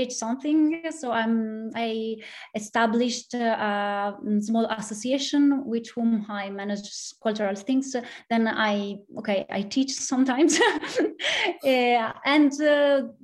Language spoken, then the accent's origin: English; Pergine Valsugana, Trentino-Alto Adige, Italy; English is a second language; also born or lived in Trossingen, Germany; I started playing accordion, studying in my hometown. It's a very, very small town here in Trentino Alto Adige, in the north of Italy